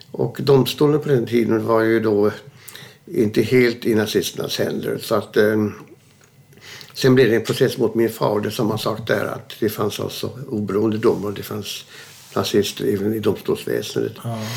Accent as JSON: {"language": "Swedish", "town": "Neumünster", "region": "Schleswig-Holstein", "country": "Germany", "tie": "born there", "said": "Jag är född 1931 i Neumünster, Schleswig-Holstein"}